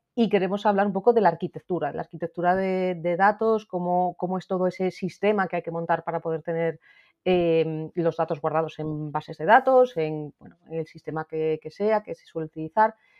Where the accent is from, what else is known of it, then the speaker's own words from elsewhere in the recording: Asturias, Spain; yo soy de Asturias